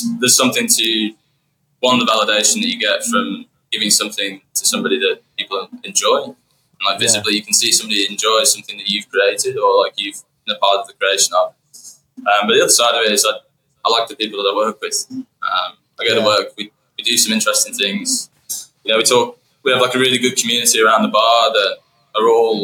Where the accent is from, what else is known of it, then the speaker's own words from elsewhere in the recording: United Kingdom; moved away as an adult; now in Melbourne, Australia; I come from Yorkshire